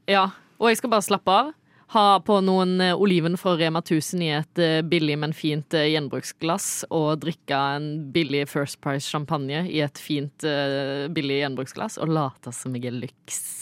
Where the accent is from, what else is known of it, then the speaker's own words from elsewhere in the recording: Norway; meg som nordmann